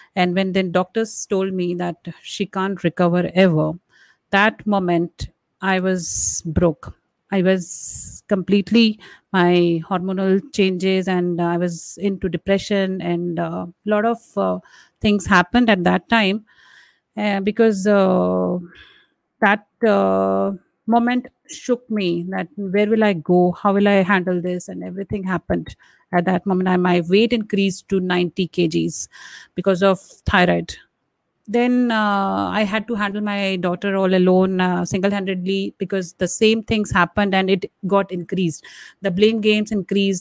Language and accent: English; India; being an Indian woman and brought up traditionally